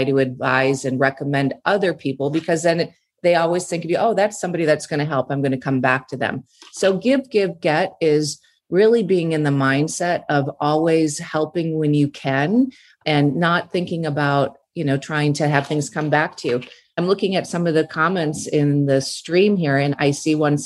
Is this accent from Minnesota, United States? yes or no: yes; Minnesota, United States; moved away as an adult; now in California, United States; I grew up in Minnesota, pretty simple background.